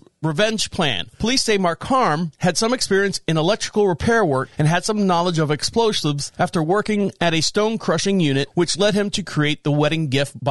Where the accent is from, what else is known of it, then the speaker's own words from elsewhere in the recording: Orlando, Florida, United States; moved away; I was born and raised in Orlando, Florida